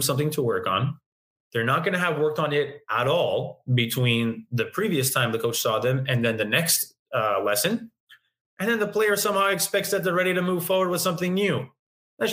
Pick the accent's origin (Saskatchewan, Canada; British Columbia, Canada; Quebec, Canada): Quebec, Canada; Montreal; I'm born in Canada, born in Montreal, never left my hometown